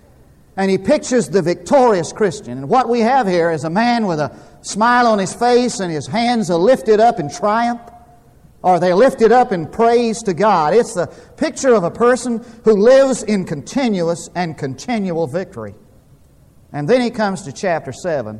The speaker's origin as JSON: {"language": "English", "town": "Munday", "region": "Texas", "country": "United States", "tie": "born or raised there", "said": "when I was growing up in Mundy, Texas, there wasn't a lot"}